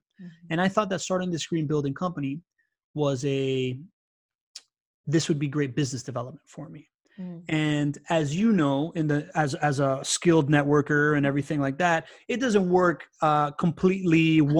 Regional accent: Miami, Florida, United States; now in Jacksonville, United States; And later on, we moved back to Miami when I was 9 years old. And that's where I grew up in South Florida. And I really very much identify myself as a Miamian.

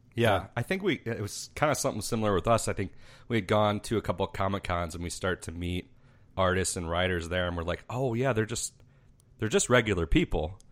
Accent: Mazon, Illinois, United States; we're from a little town called Mazan, and that's about a thousand people

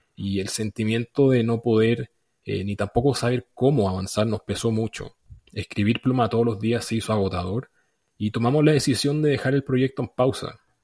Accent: Chile; soy chileno

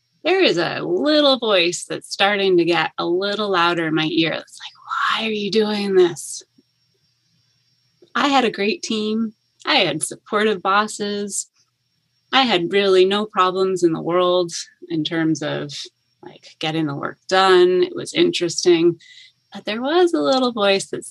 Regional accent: Finger Lakes region of New York State, United States; moved away as an adult; also born or lived in Boston; now in Toronto, Canada; I am American. I grew up in the Finger Lakes region of New York State

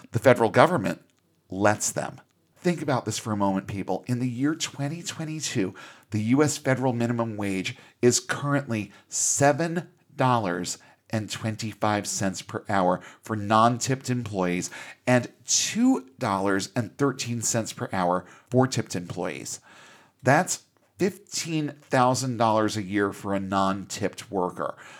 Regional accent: United States; as an American employer

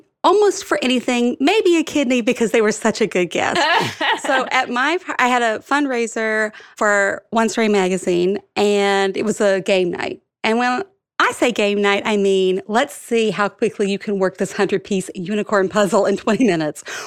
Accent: Alabama, United States; moved away as an adult; now in New York City, United States; I grew up in Alabama

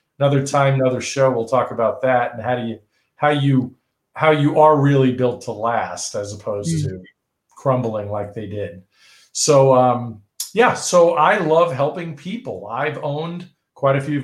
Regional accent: New York, United States; I grew up in New York

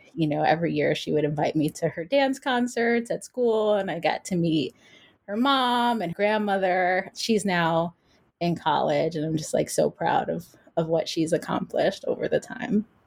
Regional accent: New York City, New York, United States; I'm from New York City, but I spent a summer in California

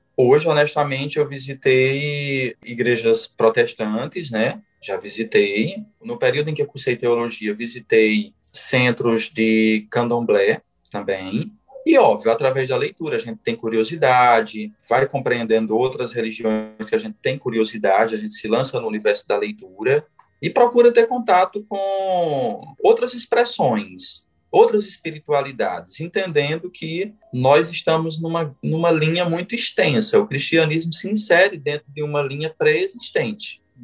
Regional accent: Junco do Seridó, Paraíba, Brazil; Eu sou nordestino, sou paraibano e sou de uma cidade chamada Junco do Seridó

